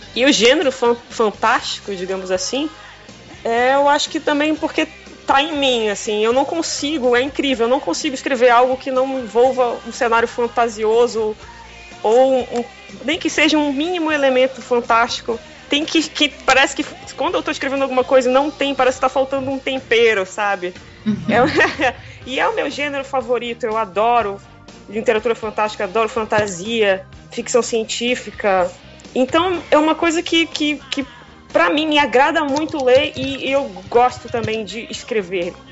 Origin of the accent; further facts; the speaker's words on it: Belém, Pará, Brazil; eu sou de Belém do Pará